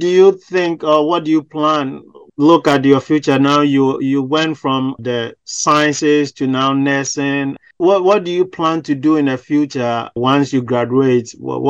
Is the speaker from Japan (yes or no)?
no; Ghana; because I'm from Ghana